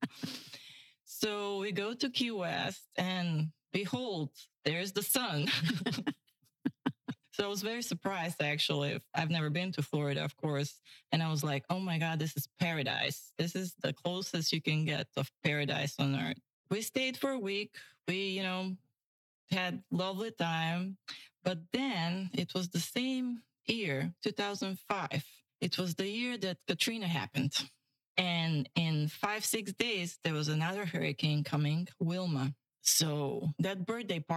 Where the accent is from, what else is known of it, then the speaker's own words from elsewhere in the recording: North Macedonia; moved away as an adult; also born or lived in Bulgaria; now in Pine Island, United States; I grew up there till 17, 18